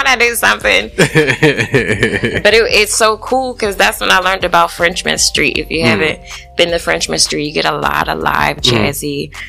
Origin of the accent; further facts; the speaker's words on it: New Orleans, Louisiana, United States; also born or lived in Oklahoma City; From the West Bank, New Orleans.